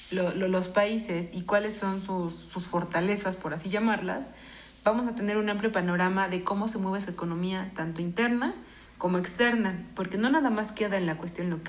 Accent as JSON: {"language": "Spanish", "country": "Mexico", "said": "Pero nosotros esperemos como mexicanos que salgamos adelante y seamos personas productivas"}